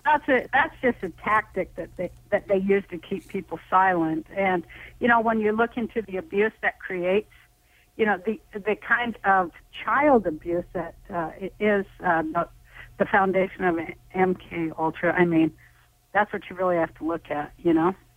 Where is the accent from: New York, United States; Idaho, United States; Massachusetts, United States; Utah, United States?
Utah, United States; Salt Lake City; I'm from Salt Lake City, Utah